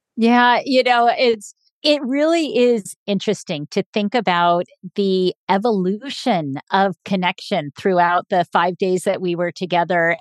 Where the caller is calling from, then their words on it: San Diego, California, United States; I am calling in from San Diego, California